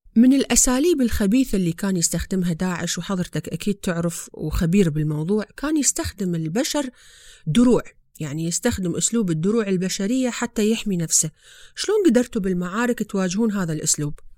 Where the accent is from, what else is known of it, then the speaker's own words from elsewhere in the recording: Iraq; في بلادنا العراق